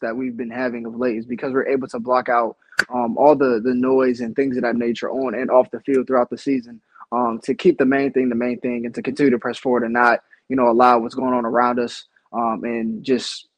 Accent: Northeast Ohio, United States; moved away; growing up, I'm from Northeast Ohio

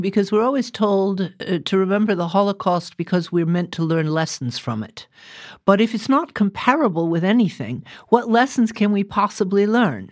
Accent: United States; I am an American

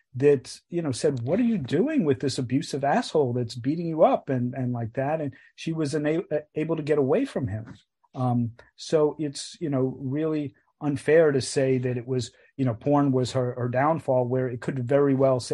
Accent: New York City, New York, United States; we grew up in Queens, in New York City, and our father was very recognizable.

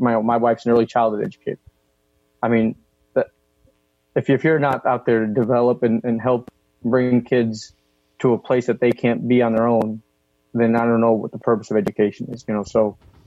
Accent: Shelton, Connecticut, United States; I grew up in Shelton, Connecticut, which is a, you know, predominantly white middle class upbringing

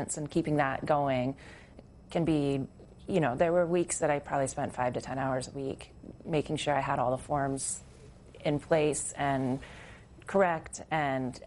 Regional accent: Alaska, United States; moved away; also born or lived in Port Townsend, Washington / Montana; I grew up in Alaska, and I moved out of Alaska with the intention to move to Montana

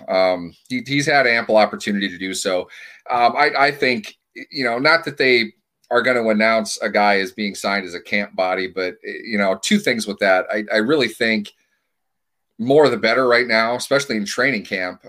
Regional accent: Minneapolis, Minnesota, United States; now in Pittsburgh, United States; I'm from Minneapolis originally. I live in Pittsburgh now.

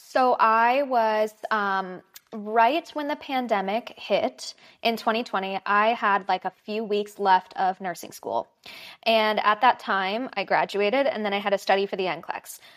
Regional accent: Los Angeles, California, United States; I'm from Los Angeles. So, born and raised here, never really left

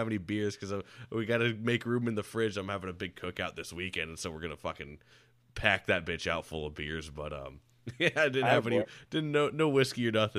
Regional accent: Land O' Lakes, Florida, United States; also born or lived in Jacksonville; now in Tampa, United States; I grew up in Lando Lakes out there in Pasco.

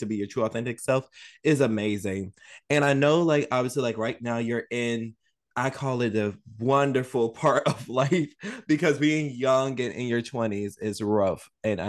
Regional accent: New Orleans, Louisiana, United States; I'm from New Orleans

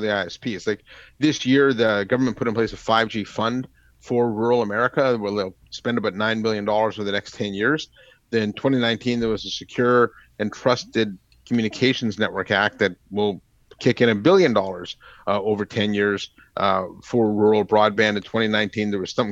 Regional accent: Canada; moved away; My home country, Canada

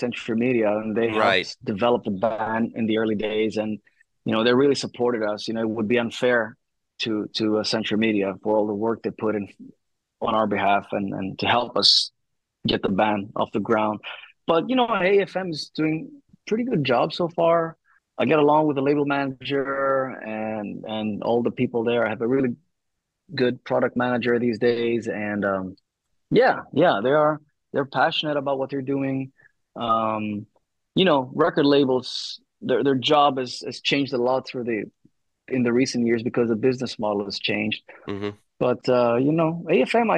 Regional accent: Thessaloniki, Central Macedonia, Greece; this is where I was born and raised, in Thessaloniki

